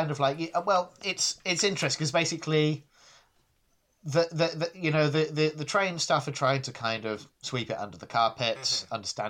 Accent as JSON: {"language": "English", "region": "England", "country": "United Kingdom", "tie": "born or raised there", "said": "I mean, I grew up in the Midlands, so, I encountered it a fair bit."}